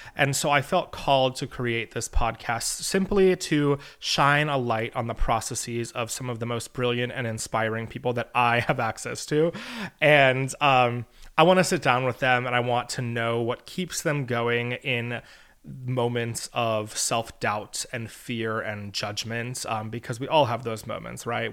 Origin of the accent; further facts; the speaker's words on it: St. Petersburg, Florida, United States; also born or lived in Elon University, North Carolina; now in New York City, United States; I was born and raised in St. Petersburg, Florida